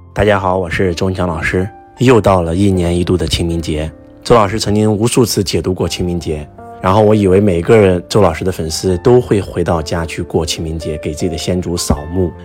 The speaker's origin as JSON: {"language": "Chinese", "country": "China", "said": "很多人会认为我们中国人没有信仰"}